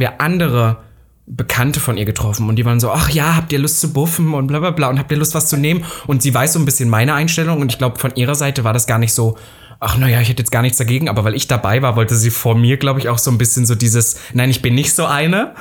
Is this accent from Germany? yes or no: yes; Saxony-Anhalt, Germany; Nordhausen ist ja auch Sachsen-Anhalt, da wo ich herkomme